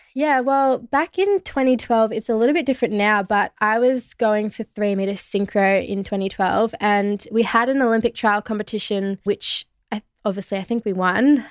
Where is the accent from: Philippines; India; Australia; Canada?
Australia; Melbourne, Victoria; where I grew up in Melbourne